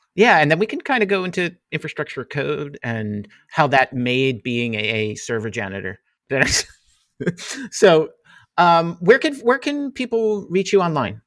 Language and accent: English; Jersey Shore, New Jersey, United States; now in Philadelphia suburbs, United States; Growing up in the Jersey Shore